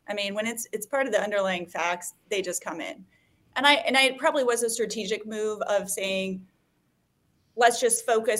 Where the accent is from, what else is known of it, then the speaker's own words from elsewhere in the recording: Missouri, United States; also born or lived in Kansas; I'm from Missouri and Kansas, essentially.